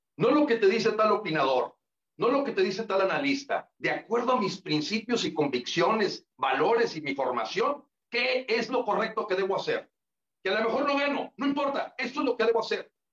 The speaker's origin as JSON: {"language": "Spanish", "country": "Mexico", "said": "creo que aquí ya nos tenemos que hablar como mexicanos"}